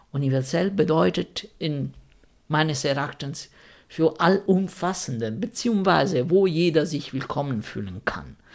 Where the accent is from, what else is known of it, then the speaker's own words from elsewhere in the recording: Rome, Lazio, Italy; ich bin Italiener und wenn man in Italien ähm, irgendwie religiös ist, beziehungsweise ich komme aus Rom, das ist alles, was in Rom ist, katholisch